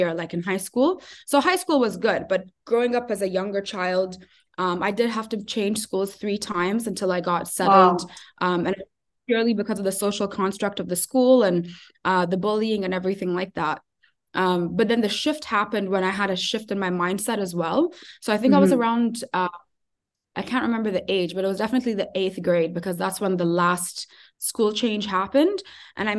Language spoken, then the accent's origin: English; Ajman, United Arab Emirates; also born or lived in Sharjah; now in Abu Dhabi, United Arab Emirates; I grew up in Ajman. I studied in Sharjah